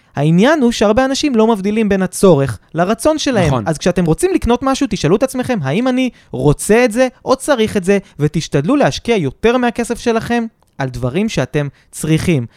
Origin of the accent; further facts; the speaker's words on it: Kfar Saba, Central District, Israel; זיכרונות מהשכונה בכפר סבא